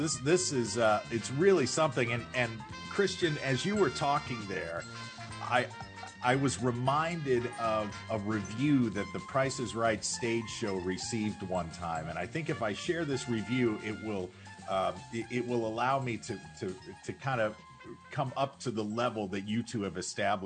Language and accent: English; St. Louis, Missouri, United States; moved away; I grew up in St. Louis